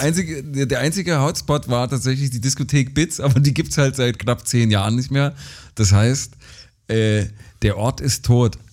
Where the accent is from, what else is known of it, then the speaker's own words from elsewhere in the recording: rural Saxony-Anhalt near Bitterfeld, Germany; auf dem Dorf, also in der sachsen-anhaltinischen, an, sachsen-anhaltischen Provinz groß geworden